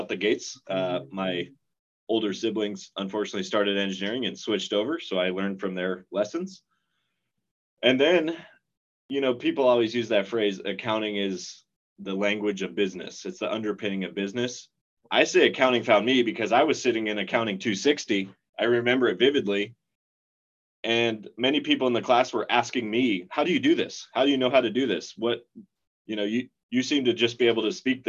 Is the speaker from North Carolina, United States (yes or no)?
no; Nebraska, United States; moved away as an adult; also born or lived in Spokane, Washington; now in Seattle, United States; I grew up in Nebraska